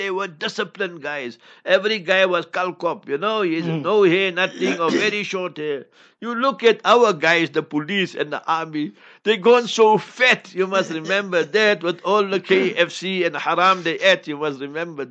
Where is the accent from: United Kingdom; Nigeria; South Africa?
South Africa; Heidelberg; I come from Heidelberg, ons praat biki biki Afrikaans ook.